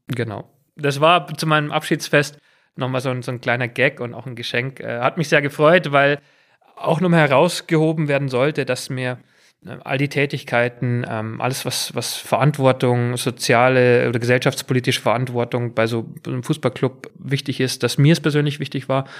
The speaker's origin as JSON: {"language": "German", "area": "near Munich", "region": "Bavaria", "country": "Germany", "tie": "born or raised there", "also_born_or_lived": "England", "accent": "Bavarian", "moved": "as an adult"}